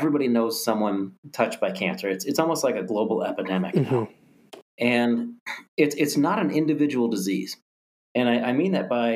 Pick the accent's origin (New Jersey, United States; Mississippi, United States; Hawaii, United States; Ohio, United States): Ohio, United States; moved away as an adult; also born or lived in Pennsylvania / Jacksonville, Florida; born and raised in Ohio, school in Pennsylvania, moved to Jacksonville, Florida